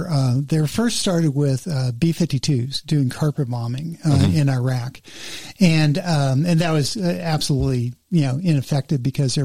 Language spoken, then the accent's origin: English; Los Angeles, California, United States; I grew up in the San Fernando Valley